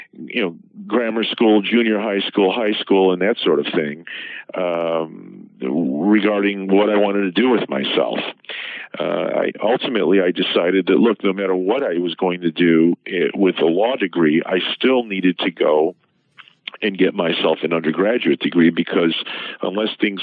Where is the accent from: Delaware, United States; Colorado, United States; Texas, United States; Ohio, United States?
Ohio, United States; Cleveland; moved away as an adult; also born or lived in Columbus, Ohio / Chicago, Illinois; I'm originally from Ohio, specifically from the Cleveland area